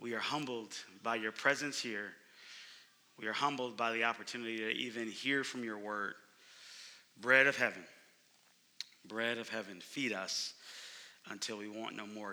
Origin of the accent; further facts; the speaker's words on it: Oakland, California, United States; moved away as an adult; now in Phoenix, United States; I'm from Oakland, California, but I've been in Phoenix for 4 years